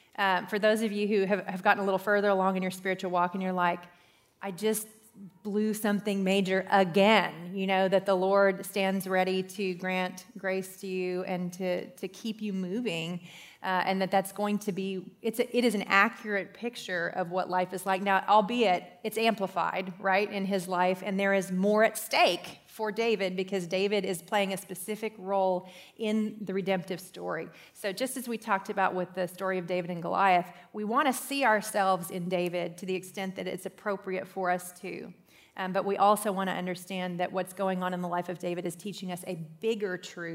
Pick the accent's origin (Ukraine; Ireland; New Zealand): Ireland; I'm Irish, so I was kind of into that one.